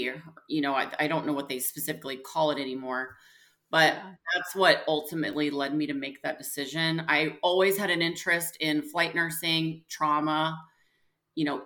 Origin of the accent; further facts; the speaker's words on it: Springfield, Missouri, United States; also born or lived in St. Louis, Missouri; now in Kansas City, United States; I grew up in actually Springfield, Missouri